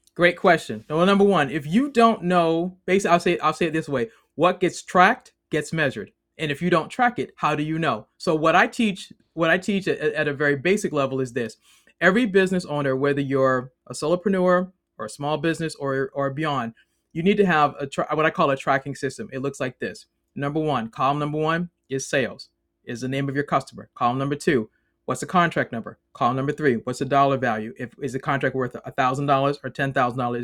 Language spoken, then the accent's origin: English; Boston, Massachusetts, United States; moved away as an adult; now in Maryland, United States; I'm originally from Boston, now live in the great state of Maryland.